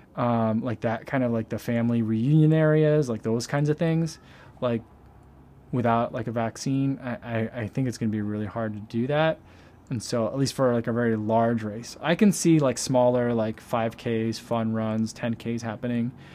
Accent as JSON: {"language": "English", "region": "East Coast", "country": "United States", "tie": "born or raised there", "moved": "yes", "lives_now": "Chicago, United States", "said": "I grew up on the East Coast"}